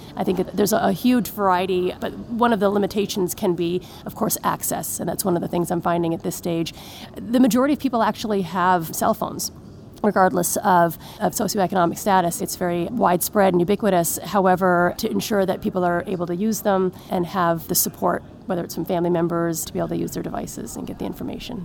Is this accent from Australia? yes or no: no; Newfoundland and Labrador, Canada; moved away as an adult; also born or lived in Montreal / Hamilton / Calgary / Los Angeles; now in Boston, United States; I was born and raised in Newfoundland